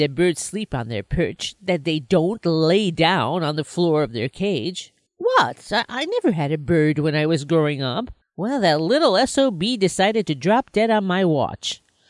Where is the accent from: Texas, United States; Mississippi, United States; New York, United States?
New York, United States; Binghamton; The settings originate from my hometown, Parlor City